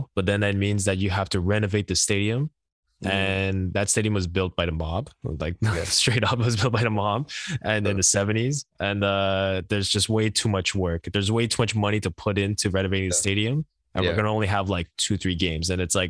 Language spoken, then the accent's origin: English; New York City, New York, United States; And also, okay, as a New Yorker, I have to ask this because I'm kind of a foodie.